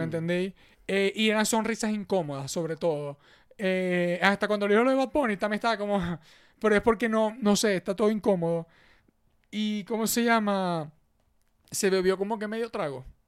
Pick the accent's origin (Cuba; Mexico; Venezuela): Venezuela; moved away; aquí todos somos venezolanos